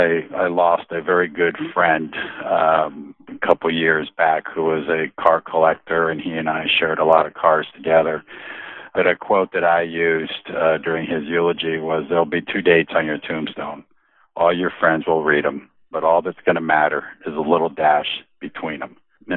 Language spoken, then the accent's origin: English; San Juan, Puerto Rico; also born or lived in New Hampshire; now in San Diego, United States; I was born and raised in San Juan, Puerto Rico, and moved to New Hampshire with my family in 1979. Graduated from the University of New Hampshire in 89 and jumped in my car, my Jeep, and drove to Southern California. I've been living here in San Diego ever since.